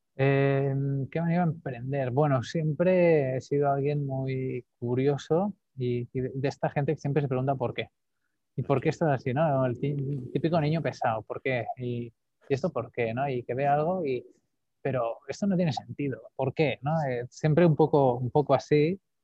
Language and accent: Spanish; Calella, Catalonia, Spain; Nací en Calella, un pueblo aquí al norte de Barcelona, en la costa